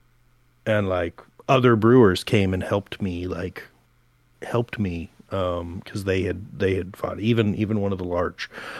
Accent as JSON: {"language": "English", "town": "Portland", "country": "United States", "moved": "as an adult", "said": "I'm from Portland"}